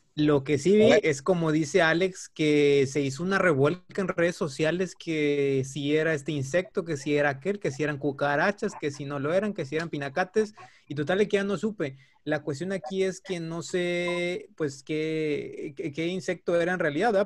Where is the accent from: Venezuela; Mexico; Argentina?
Mexico; ¿qué nos está faltando como mexicanos para poder destacar más frecuentemente en la Liga Europea?